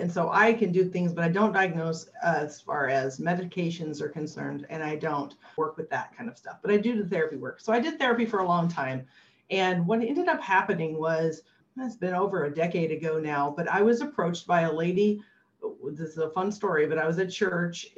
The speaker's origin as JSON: {"language": "English", "region": "Illinois", "country": "United States", "tie": "born or raised there", "moved": "yes", "said": "I grew up in Illinois in a state and most of our governors had gone to jail."}